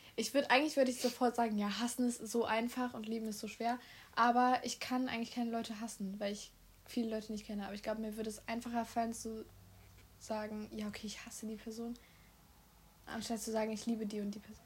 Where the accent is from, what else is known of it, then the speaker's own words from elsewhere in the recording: Solingen, North Rhine-Westphalia, Germany; Solingen, Deutschland. Ich habe nichts anderes. Ich bin hauptsächlich nur deutsch.